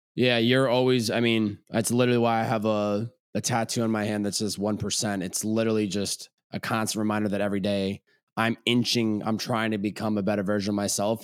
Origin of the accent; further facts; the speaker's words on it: Chicopee, Massachusetts, United States; also born or lived in Boston, Massachusetts; I grew up in Chicopee, Massachusetts. Lived there all eighteen years of my life.